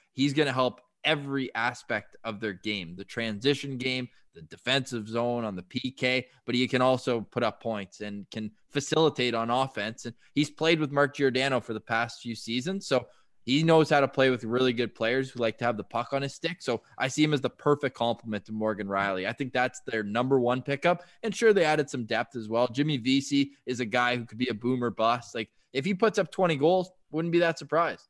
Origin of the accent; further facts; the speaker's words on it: Ottawa, Ontario, Canada; now in Toronto, Canada; I'm from Ottawa, and there it's just the neighborhood dad going out to water the rink at night